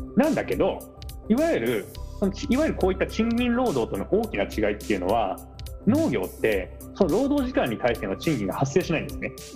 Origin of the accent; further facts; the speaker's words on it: Tochigi, Japan; moved away as an adult; now in Tokyo, Japan; 栃木で暮らした年月と同じぐらいあのこなんて言うんだろう上京してきた生活の年数が追いつくぐらいですけど